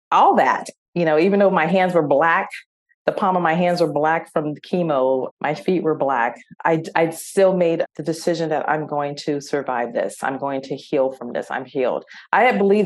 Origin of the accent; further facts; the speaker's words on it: San Diego, California, United States; we're from San Diego